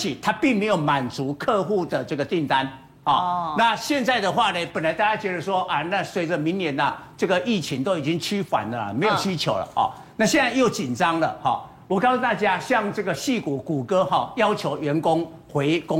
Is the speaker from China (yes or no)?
no; Taiwan; 那台湾不是啊，台湾是出口，我们是美国的供应链。